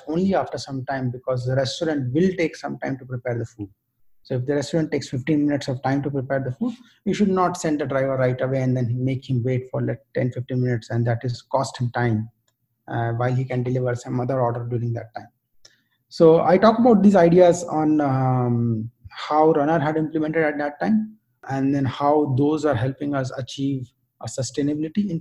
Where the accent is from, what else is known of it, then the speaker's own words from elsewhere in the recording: India; moved away as an adult; also born or lived in United States; now in Bangalore, India; I decided to move back to India specifically because I've never worked in tech industry in my home country